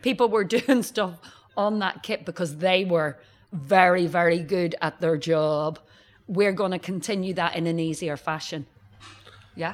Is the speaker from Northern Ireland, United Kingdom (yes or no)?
yes; Northern Ireland, United Kingdom; moved away; I'm from Northern Ireland and it's small scale